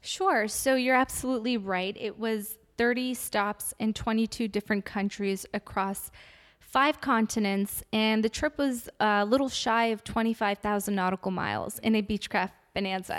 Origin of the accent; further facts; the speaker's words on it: Afghanistan; moved away; I'm originally from Afghanistan and I come from a very big family of six girls